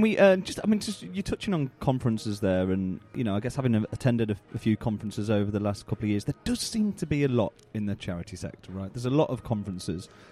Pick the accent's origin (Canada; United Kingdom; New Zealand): United Kingdom; as, as British folk